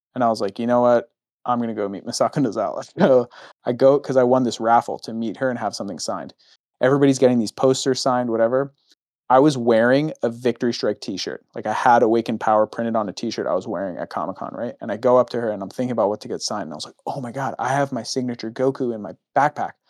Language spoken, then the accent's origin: English; United States; I'm American